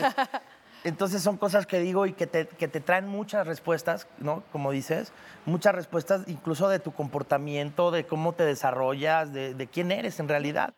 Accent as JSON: {"language": "Spanish", "town": "Cancún", "region": "Quintana Roo", "country": "Mexico", "tie": "born or raised there", "said": "Yo crecí en Cancún"}